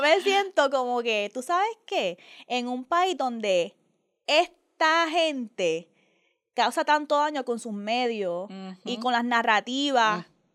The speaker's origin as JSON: {"language": "Spanish", "country": "Puerto Rico", "said": "la gente Bori"}